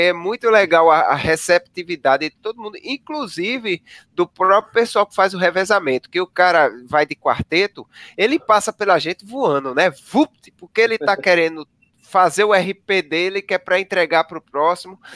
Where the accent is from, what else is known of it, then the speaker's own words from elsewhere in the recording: Northeast Brazil, Brazil; eu que sou nordestino